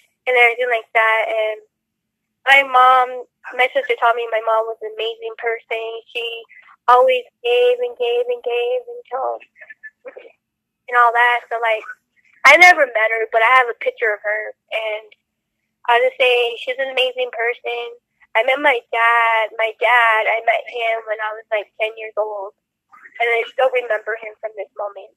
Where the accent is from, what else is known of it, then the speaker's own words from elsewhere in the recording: Albuquerque, New Mexico, United States; I was born here in Albuquerque